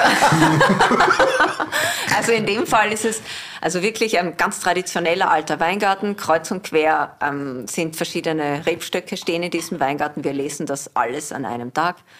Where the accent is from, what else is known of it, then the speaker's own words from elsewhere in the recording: Southern Burgenland, Austria; also born or lived in Wolfsberg, Carinthia; now in Vienna, Austria; aufgewachsen im Südburgenland